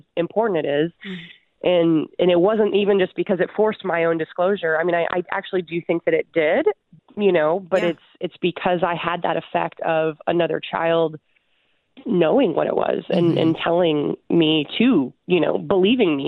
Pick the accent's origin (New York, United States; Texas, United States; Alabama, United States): Alabama, United States; Huntsville; My hometown is Huntsville, Alabama